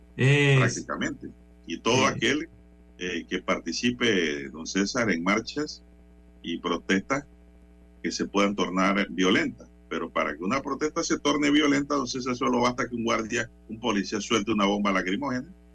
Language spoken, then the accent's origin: Spanish; Panama; nosotros también como panameños